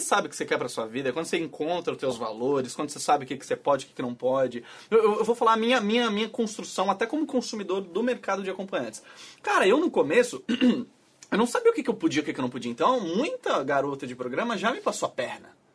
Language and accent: Portuguese; Florianópolis, Santa Catarina, Brazil; eu sou de Floripa